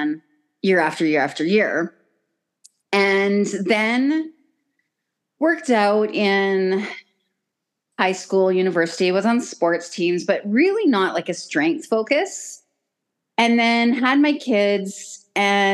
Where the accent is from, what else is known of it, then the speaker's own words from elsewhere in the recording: Stratford, Ontario, Canada; I'm a farm girl, so I grew up just outside of Stratford, and so growing up on a farm